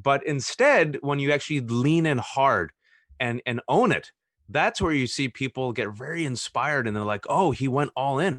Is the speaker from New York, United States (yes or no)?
no; Fremont, California, United States; I was born and raised in Fremont, California